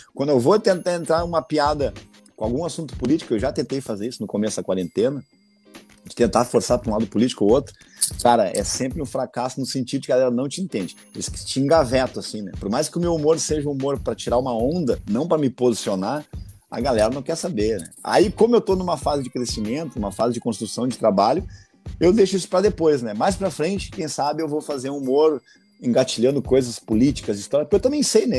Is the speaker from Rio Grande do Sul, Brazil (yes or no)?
yes; Porto Alegre, Rio Grande do Sul, Brazil; uma coisa meio periferia, anos 90, anos 80, onde eu me criei, época que eu me criei